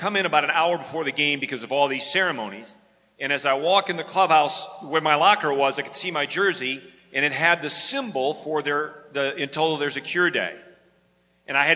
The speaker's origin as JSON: {"language": "English", "region": "West Michigan", "country": "United States", "tie": "born or raised there", "moved": "yes", "said": "I grew up in West Michigan"}